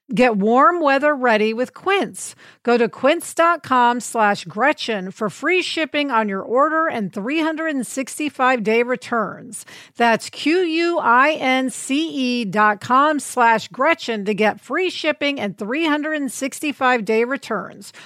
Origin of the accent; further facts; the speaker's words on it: Kansas City, United States; growing up in Kansas City